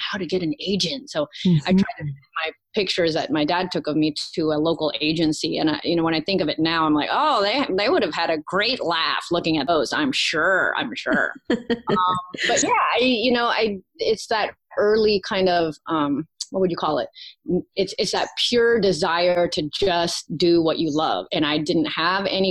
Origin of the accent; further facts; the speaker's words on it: Virginia, United States; accent: southern twang; Born and raised in Virginia.